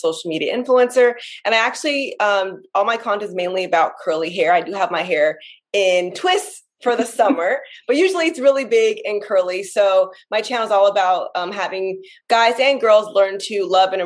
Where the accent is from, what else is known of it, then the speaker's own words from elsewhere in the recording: Los Angeles, California, United States; I'm from Los Angeles, California, so I'm a Disneyland local